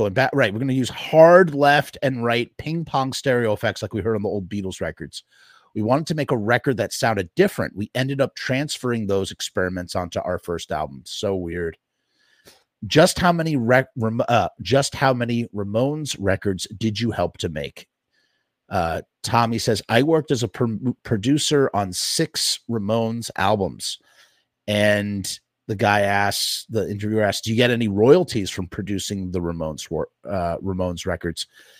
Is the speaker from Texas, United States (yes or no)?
no; Forest Hills, New York, United States; I thought of friends I grew up with in my hometown of Forest Hills, Queens.